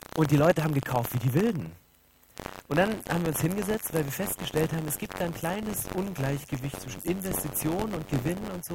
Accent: 80 km southeast of Dresden, Saxony, Germany; now in Berlin, Germany; ich bin so richtig in der DDR groß geworden. So Süd, 80 Kilometer südöstlich von Dresden, wer so ein bisschen Geografie auskennt, das ist das Dreiländereck Polen, Tschechien

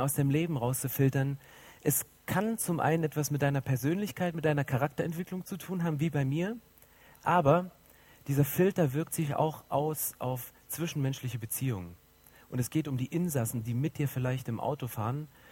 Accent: 80 km southeast of Dresden, Saxony, Germany; now in Berlin, Germany; ich bin so richtig in der DDR groß geworden. So Süd, 80 Kilometer südöstlich von Dresden, wer so ein bisschen Geografie auskennt, das ist das Dreiländereck Polen, Tschechien

